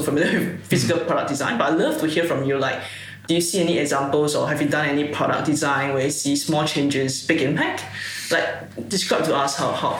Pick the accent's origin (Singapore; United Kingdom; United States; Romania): Singapore; moved away as an adult; now in Australia; I was from Singapore, so I came to Australia about almost 4 years ago.